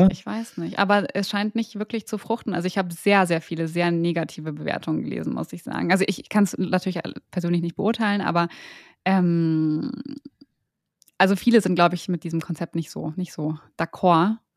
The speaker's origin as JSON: {"language": "German", "region": "Berlin", "country": "Germany", "said": "Wir sind Berliner und gehen recht häufig gut essen."}